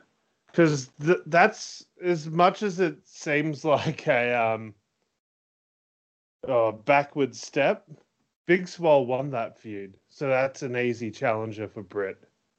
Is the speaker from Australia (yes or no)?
yes; Australia; we're not Americans